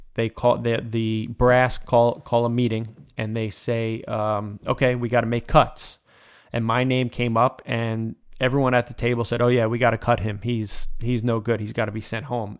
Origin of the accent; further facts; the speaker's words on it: Smithtown, New York, United States; I grew up in Smithtown